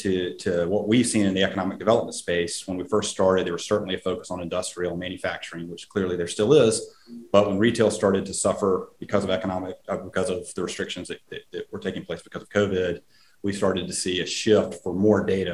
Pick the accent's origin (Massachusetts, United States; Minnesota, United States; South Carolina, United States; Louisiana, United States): South Carolina, United States; my home state of South Carolina